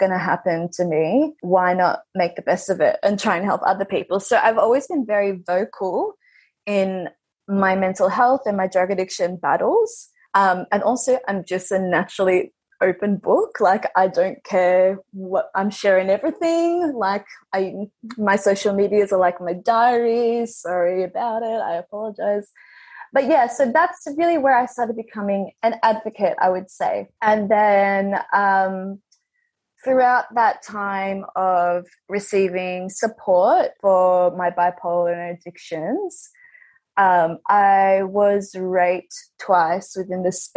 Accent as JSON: {"language": "English", "town": "Melbourne", "region": "Victoria", "country": "Australia", "tie": "born or raised there", "said": "I am on Wurundjeri country, which is a part of Melbourne. I've been here my whole life."}